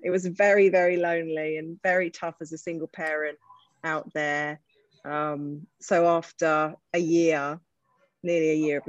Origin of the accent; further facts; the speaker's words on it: Croydon, London, United Kingdom; also born or lived in Islington / California / East Dulwich; So I grew up in Croydon, and I've spent my whole life moving as far away from Croydon as mm-hmm. possible.